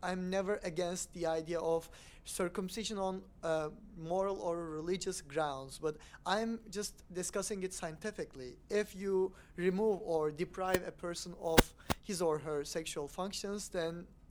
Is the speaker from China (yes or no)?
no; Turkey; moved away; I'm from Turkey. I'm a secular Muslim.